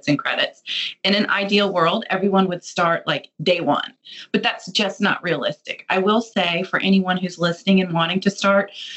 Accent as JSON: {"language": "English", "area": "D.C.", "region": "Virginia", "country": "United States", "tie": "born or raised there", "moved": "yes", "lives_now": "Atlanta, United States", "said": "I'm a Virginia girl, but I live in Atlanta now. I grew up outside of Washington, D.C."}